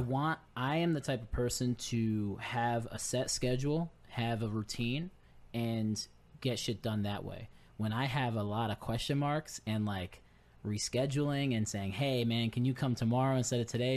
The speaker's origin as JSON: {"language": "English", "town": "Naugatuck", "region": "Connecticut", "country": "United States", "tie": "born or raised there", "moved": "yes", "lives_now": "Groton, United States", "said": "I'm from Naugatuck"}